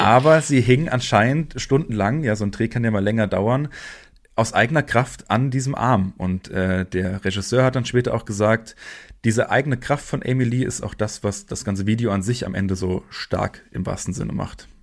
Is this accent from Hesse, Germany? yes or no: yes; Frankfurt am Main, Hesse, Germany; Ich komme ja hier aus Frankfurt